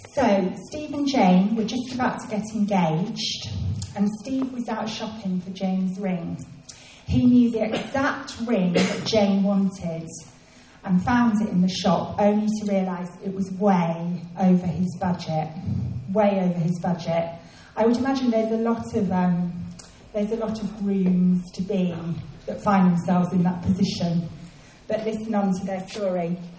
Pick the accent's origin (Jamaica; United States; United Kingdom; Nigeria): United Kingdom; England; it was the first Christmas that I was away from England